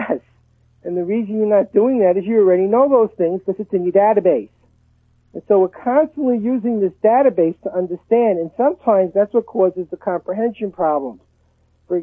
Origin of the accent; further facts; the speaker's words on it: Brooklyn, New York, United States; now in Texas, United States; I grew up in Brooklyn and we pronounce it dog. I live in Texas now